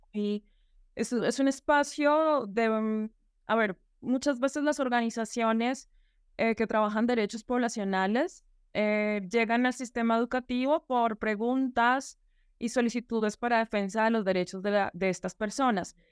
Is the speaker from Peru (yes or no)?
no; Colombia; trabajar en la política pública em, educativa en mi país y en la ciudad capital de Bogotá